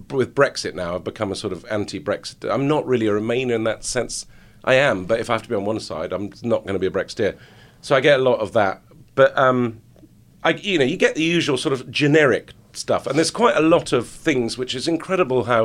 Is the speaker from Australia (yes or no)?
no; Lebanon; I get Jew supporter or Jew lover, but then also because I grew up